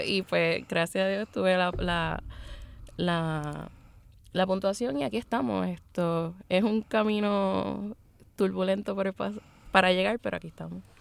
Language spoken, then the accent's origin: Spanish; Luquillo, Puerto Rico; De esos puertorriqueños, tres somos, somos oscuros, somos negros